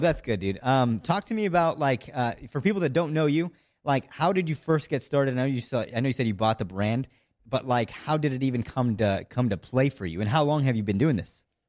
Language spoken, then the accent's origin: English; near Seattle, Washington, United States; from Washington State, so, like, near Seattle